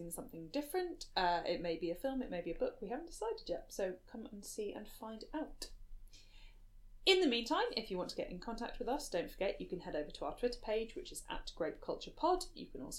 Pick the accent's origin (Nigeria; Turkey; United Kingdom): United Kingdom; us as British women